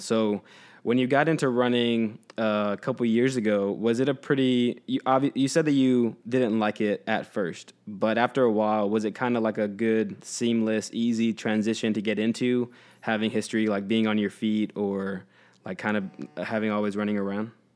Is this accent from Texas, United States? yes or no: yes; Houston, Texas, United States; I grew up in Texas